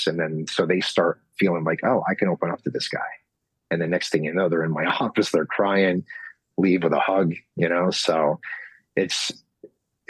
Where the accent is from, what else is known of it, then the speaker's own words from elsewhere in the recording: United States; I'm from Knoxon, and we were dirt poor